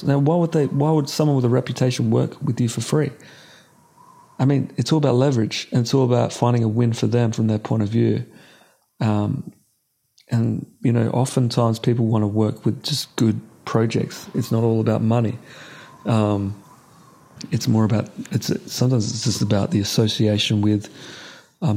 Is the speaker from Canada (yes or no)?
no; Australia; I'm from Australia.